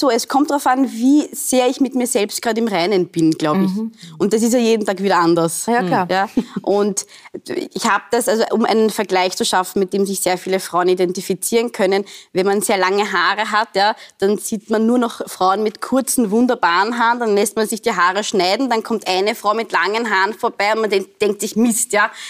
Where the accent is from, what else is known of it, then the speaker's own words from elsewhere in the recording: Austria; Also in Österreich war ich, bin ich, werde ich immer noch nicht abs also vollkommen als Österreicherin akzeptiert, mhm. weil ich so ausschaue, wie ich ausschaue, weil ich heiß, wie ich heiß.